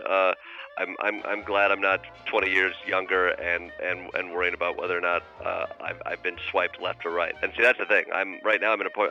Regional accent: Kalamazoo, Michigan, United States; I grew up in Kalamazoo, Michigan

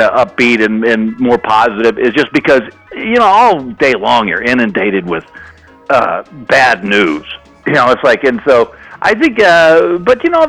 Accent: Texas, United States; now in Los Angeles, United States; I'm originally from Texas

